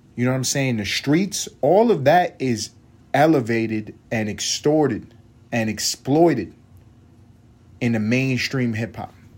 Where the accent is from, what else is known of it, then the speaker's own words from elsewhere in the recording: New York City, New York, United States; moved away; I grew up in East Harlem